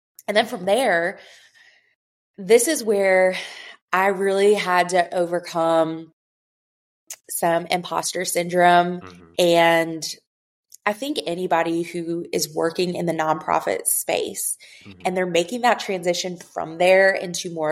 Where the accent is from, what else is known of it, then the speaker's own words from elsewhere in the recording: Michigan, United States; moved away as an adult; also born or lived in Grand Rapids, Michigan / Chicago, Illinois; now in Alexandria, United States; I grew up in Michigan